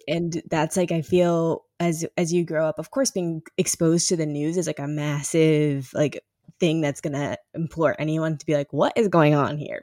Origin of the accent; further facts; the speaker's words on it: St. Louis, Missouri, United States; I am from Saint Louis